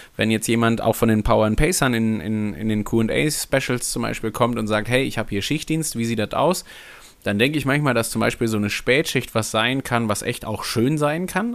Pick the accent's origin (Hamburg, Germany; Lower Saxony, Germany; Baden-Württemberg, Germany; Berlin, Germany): Hamburg, Germany; Also ich bin Hamburger, Hamburg geprägt